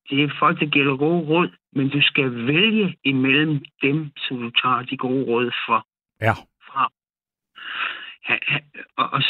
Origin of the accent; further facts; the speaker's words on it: Odense, Southern Denmark, Denmark; her i øh, Odense, okay. hvor jeg voksede op.